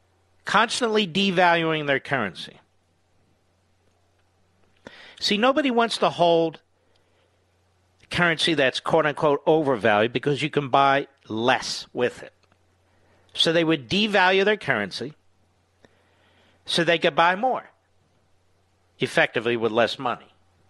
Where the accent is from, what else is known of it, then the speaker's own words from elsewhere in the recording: Cheltenham, Pennsylvania, United States; I grew up in Cheltenham.